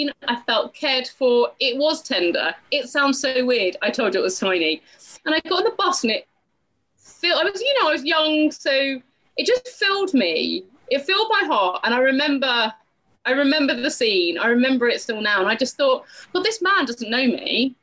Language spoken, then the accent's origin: English; United Kingdom; I'm British